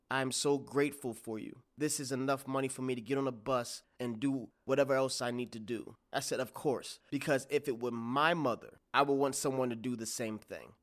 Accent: New York, United States; I'm from New York

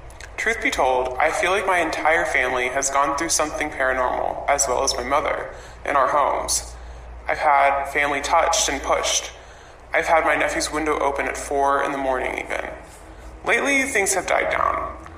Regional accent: North Carolina, United States; I'm from North Carolina.

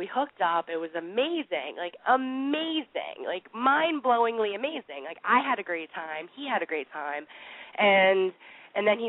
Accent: New York City, New York, United States; I'm 23. I'm from Manhattan.

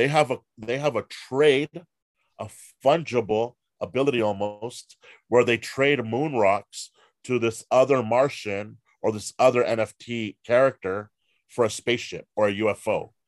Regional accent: Hollywood, California, United States; I'm from Hollywood. My backstory is I've been in Hollywood forever.

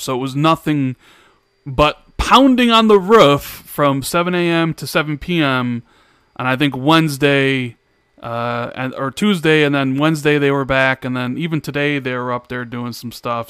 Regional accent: Chicago, Illinois, United States; accent: Midwest; I'm from Chicago

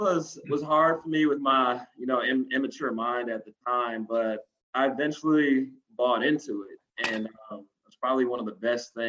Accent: Columbus, Georgia, United States; moved away as an adult; also born or lived in Troy, Alabama; now in Nashville, United States; I'm originally from Columbus, Georgia, 32 years old. I've been in Nashville since 2015, 2016

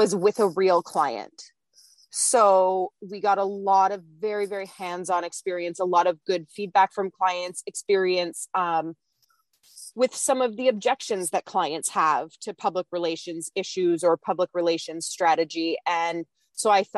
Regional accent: Ontario, Canada; I'm from Canada. I grew up my whole life

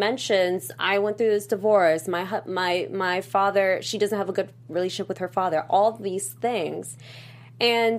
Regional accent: East Coast, United States; I'm from the East Coast

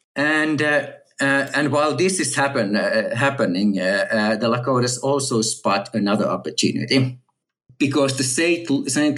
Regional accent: Finland; moved away as an adult; also born or lived in Texas, United States / California, United States; now in Oxford, United Kingdom; native Finn and I grew up in Finland

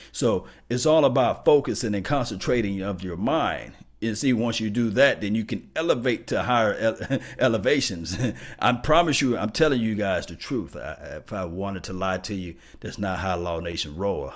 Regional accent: Mississippi, United States; I'm from Mississippi, you know, I'm from country town

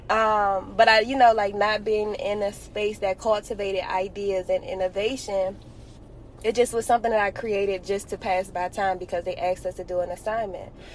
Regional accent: Washington, District of Columbia, United States; I happened to be born and raised in Washington, D.C., to amazing parents

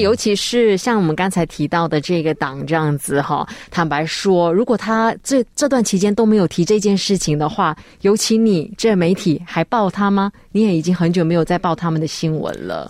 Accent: Malaysia; 我们马来西亚人

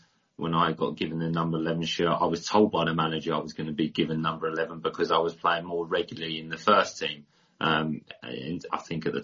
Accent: Hastings, South East England, United Kingdom; I was from Hastings, which is a pretty small town.

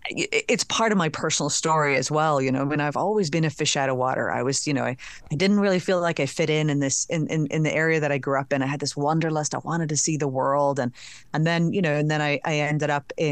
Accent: Northern Ireland, United Kingdom; accent: Northern Ireland; so now it takes quite an expert ear to pick out Northern Ireland.

